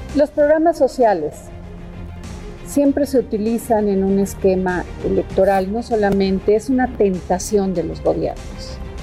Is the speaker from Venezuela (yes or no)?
no; Mexico